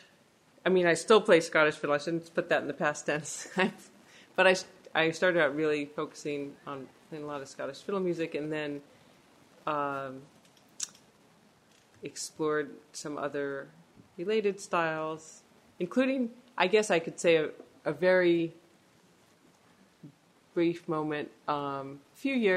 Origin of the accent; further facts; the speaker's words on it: San Francisco, California, United States; moved away as an adult; now in Quebec, Canada; I grew up in San Francisco